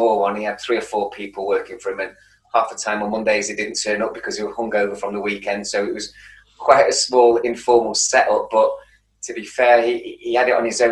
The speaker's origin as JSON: {"language": "English", "town": "Manchester", "region": "North West England", "country": "United Kingdom", "tie": "born or raised there", "accent": "Manchester", "said": "a place called Prestwich in North Manchester, which is 3 or 4 miles away from the city centre. I think when I say the word Manchester, my accent really bloody comes out"}